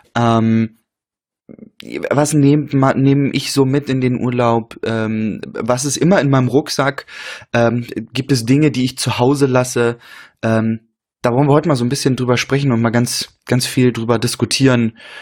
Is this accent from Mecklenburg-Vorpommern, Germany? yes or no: yes; Rostock, Mecklenburg-Vorpommern, Germany; moved away; meine Heimatstadt äh, Rostock